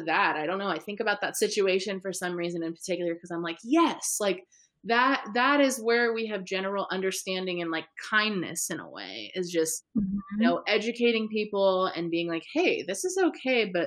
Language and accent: English; California, United States; also born or lived in Midwest; I was this California girl living in the Midwest